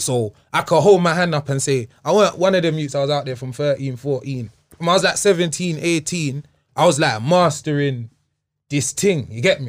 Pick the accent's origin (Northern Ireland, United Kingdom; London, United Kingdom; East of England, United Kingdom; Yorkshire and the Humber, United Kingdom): London, United Kingdom; Wembley; also born or lived in Hammersmith; I grew up in Wembley